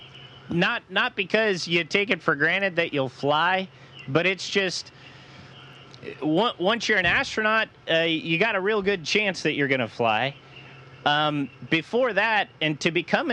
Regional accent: Louisville, Colorado, United States; my hometown in Colorado, Louisville

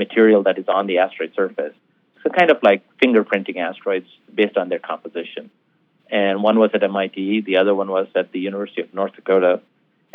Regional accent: India; moved away; also born or lived in Tucson, Arizona; being Indian

